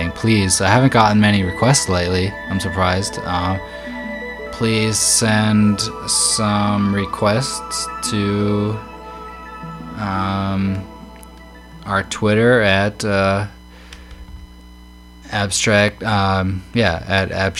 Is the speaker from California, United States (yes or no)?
no; Massachusetts, United States; moved away as an adult; now in Japan; my home state of Massachusetts